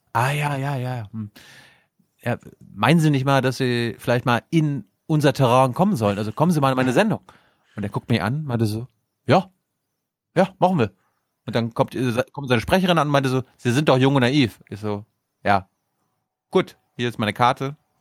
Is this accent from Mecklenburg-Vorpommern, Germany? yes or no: yes; Mecklenburg-Vorpommern, Germany; bei uns in MV